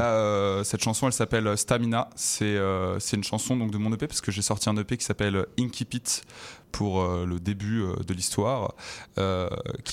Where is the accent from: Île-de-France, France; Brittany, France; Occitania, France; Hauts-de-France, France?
Occitania, France; Toulouse; moved away as an adult; now in Montreal, Canada; je viens de Toulouse, sinon avant en France